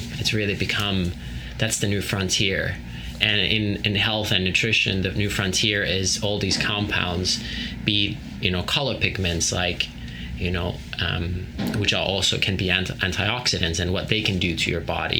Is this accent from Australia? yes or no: no; Finland; growing up in Finland at our family farm.